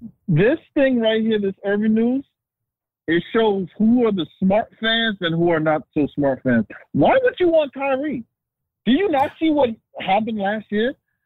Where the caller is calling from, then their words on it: The Bronx, New York, United States; from the Bronx. What's good?